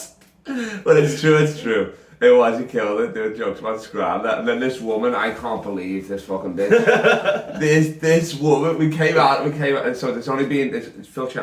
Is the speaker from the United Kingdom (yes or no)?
yes; Liverpool, North West England, United Kingdom; accent: Scouse; my accent